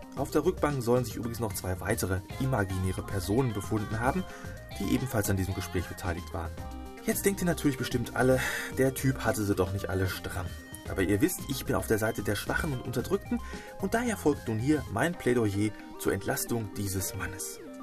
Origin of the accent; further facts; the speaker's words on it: Hamm, North Rhine-Westphalia, Germany; meiner Heimatstadt hier in Hamm